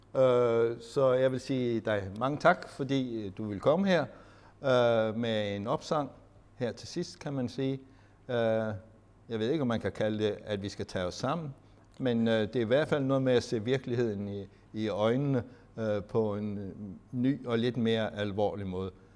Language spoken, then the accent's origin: Danish; Denmark; vi som danskere